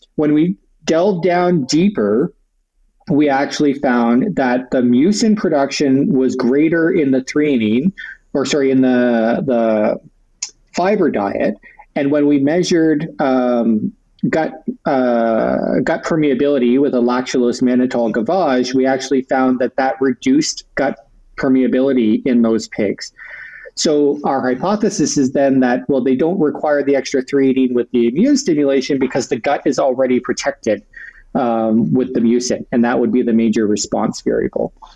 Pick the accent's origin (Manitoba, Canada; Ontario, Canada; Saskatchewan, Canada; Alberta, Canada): Ontario, Canada; Sarnia; I'm originally from Ontario, from a smaller city called Sarnia, which is right on the border with Michigan